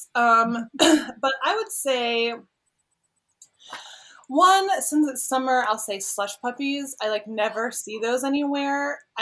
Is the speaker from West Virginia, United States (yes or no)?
yes; Wheeling, West Virginia, United States; also born or lived in Austin, Texas; now in Columbus, United States; I grew up in Wheeling, West Virginia